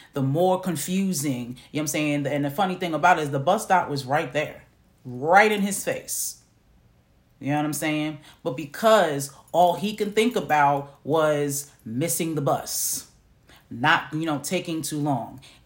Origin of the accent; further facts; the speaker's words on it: New York City, New York, United States; moved away as an adult; now in Macon, Georgia, United States; I'm from New York, okay? I'm from New York City.